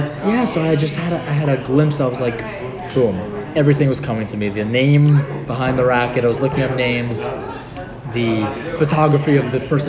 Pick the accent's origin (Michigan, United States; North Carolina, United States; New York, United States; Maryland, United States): New York, United States; me being the New Yorker I am with a loud mouth